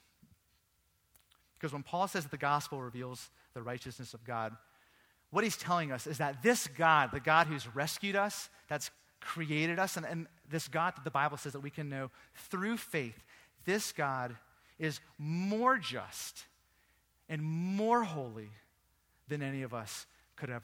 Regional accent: Virginia Beach, Virginia, United States; moved away; also born or lived in England; I grew up in Virginia Beach.

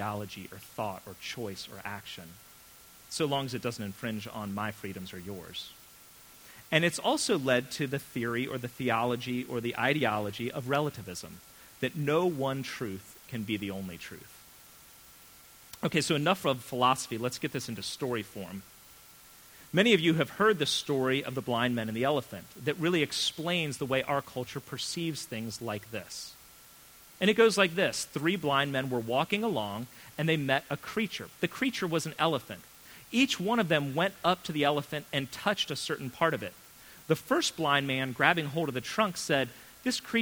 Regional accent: United States; as an American

